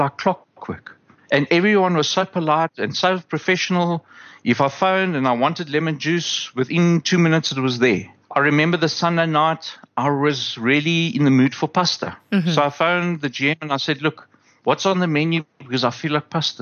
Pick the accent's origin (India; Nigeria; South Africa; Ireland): South Africa; as a South African